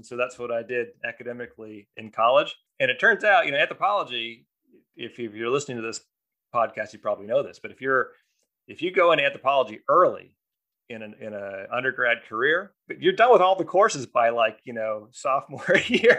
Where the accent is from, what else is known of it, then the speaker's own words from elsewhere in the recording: Kersey, Pennsylvania, United States; I grew up in Western Pennsylvania, out in the sticks, Kersey, Pennsylvania